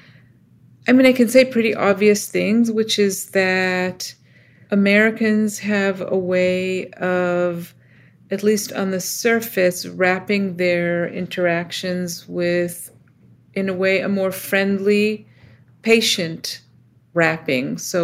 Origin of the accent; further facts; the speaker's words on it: Israel; moved away as an adult; now in United States; I was born in the States and then moved to Israel as a kid, and then lived in a few other places, and then ultimately came back to the States for grad school.